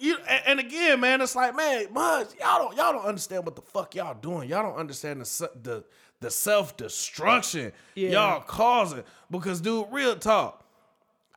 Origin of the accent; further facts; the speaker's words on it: North Chicago, Illinois, United States; I'm born and raised in North Chicago.